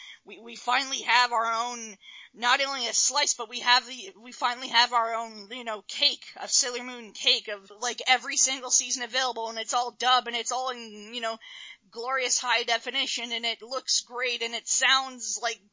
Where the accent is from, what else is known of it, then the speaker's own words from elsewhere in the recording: Canada; I am very, very keen to talk about anime in Canada and just what being a Canadian anime fan means and my experiences with it